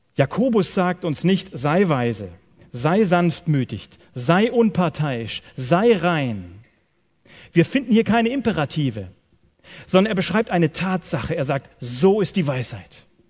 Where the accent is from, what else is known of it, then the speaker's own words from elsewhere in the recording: Swabia, Germany; Ich komme aus dem Schwabenland